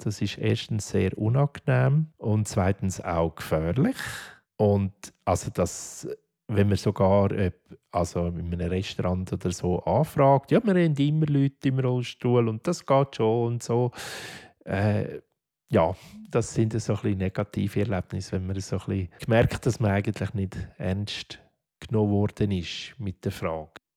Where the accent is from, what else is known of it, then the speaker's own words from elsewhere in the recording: Affoltern am Albis, Zurich, Switzerland; Ich bin zuerst im Heim aufgewachsen, im Kinderspital in Affoltern am Albis bis 14 bin ich dort